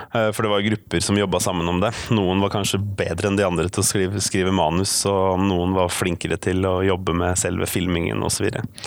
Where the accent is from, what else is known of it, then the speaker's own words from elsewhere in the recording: Oslo, Norway; also born or lived in Bærum; now in Bergen, Norway; jeg er oppvokst i Bærum og Oslo. Eh, østlending i Bergen, med andre ord